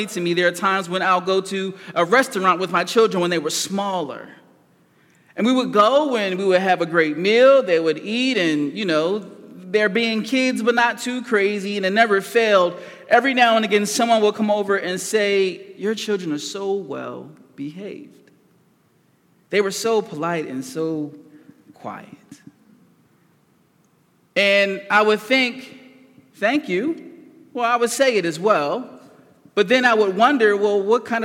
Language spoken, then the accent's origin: English; Philadelphia, Pennsylvania, United States; I was raised in North Philadelphia